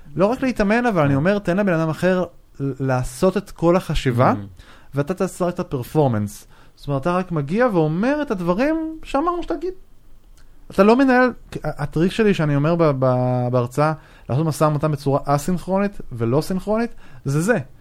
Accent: Israel; אנחנו כישראלים

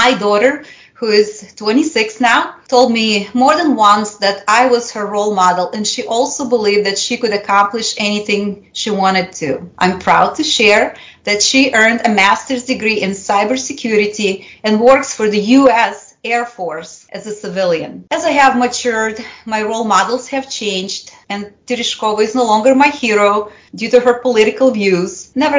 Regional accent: Russia; first language Russian; English is a second language; As you can probably tell, I'm bilingual. My native language is Russian. I grew up in the era of the Cold War, and under the Soviet Union regime.

